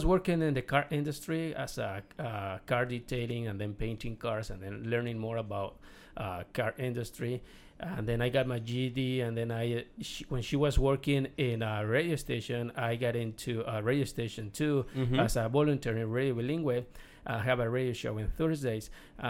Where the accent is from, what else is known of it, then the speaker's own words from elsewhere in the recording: Mexico; English is a second language; moved away as an adult; also born or lived in Illinois; now in California, United States; I was born in Mexico. I moved in 1999 to the first day when I came to this country was then Illinois. And then in 2004, we moved to California